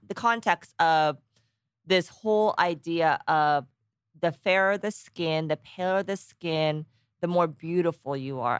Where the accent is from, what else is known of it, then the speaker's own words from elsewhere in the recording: Danville, California, United States; also born or lived in Texas / Korea; I was born in Texas, grew up in Danville, California